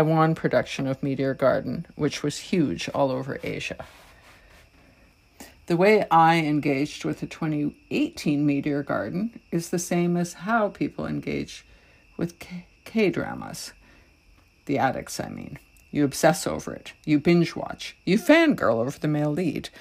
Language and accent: English; Toronto, Ontario, Canada; I'm from Toronto, Canada